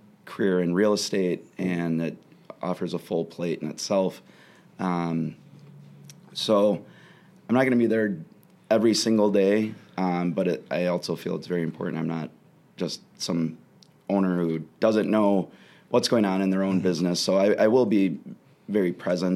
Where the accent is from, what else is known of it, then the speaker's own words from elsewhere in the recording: Racine, Wisconsin, United States; moved away as an adult; now in Madison, United States; my hometown, Racine.